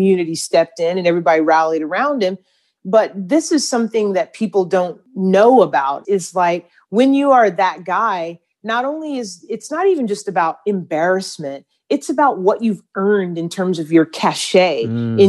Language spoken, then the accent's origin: English; Atlanta, Georgia, United States; a little chocolate girl growing up in Atlanta before Atlanta was cool